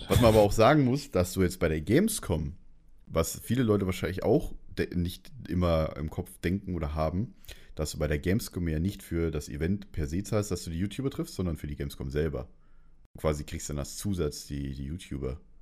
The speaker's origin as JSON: {"language": "German", "town": "Munich", "region": "Bavaria", "country": "Germany", "said": "ich komme aus München"}